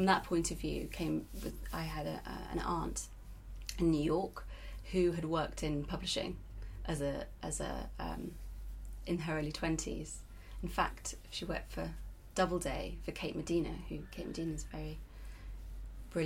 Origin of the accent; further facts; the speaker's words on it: Yorkshire and the Humber, United Kingdom; moved away as an adult; now in London, United Kingdom; I grew up in North Yorkshire